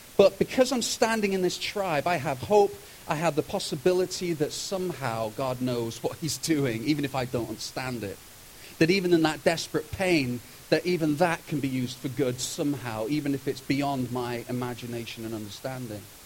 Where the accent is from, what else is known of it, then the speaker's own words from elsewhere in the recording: United Kingdom; moved away as an adult; now in Kelowna, Canada; I'm from Britain